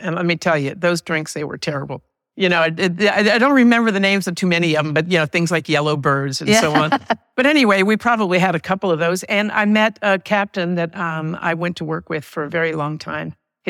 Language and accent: English; Paris, Île-de-France, France; now in United States; We moved back to the United States after I was raised in Paris. So a very fantastic experience.